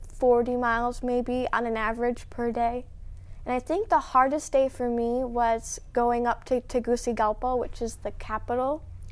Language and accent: English; Grandville / Grand Rapids, Michigan, United States; what we like to call the Granville or Grand Rapids little bubble, Christian school